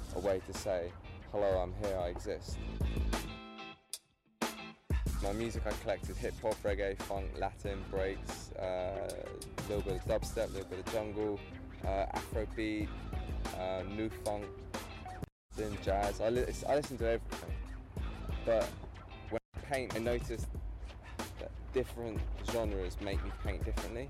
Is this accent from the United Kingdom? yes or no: yes; England, United Kingdom; I'm from England.